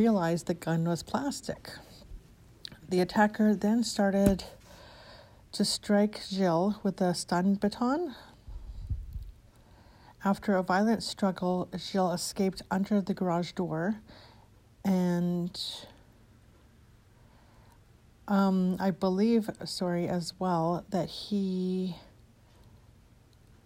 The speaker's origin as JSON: {"language": "English", "town": "Edmonton", "region": "Alberta", "country": "Canada", "tie": "born or raised there", "said": "my hometown of Edmonton, Alberta, Canada"}